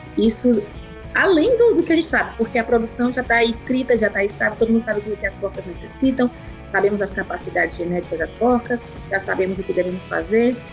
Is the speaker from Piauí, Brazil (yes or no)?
yes; Piauí, Brazil; accent: Piauí; moved away as an adult; also born or lived in Colorado, United States; now in United States; meu sotaque, infelizmente ou felizmente, nunca vai sair, e isso eu me orgulho, porque esse sangue nordestino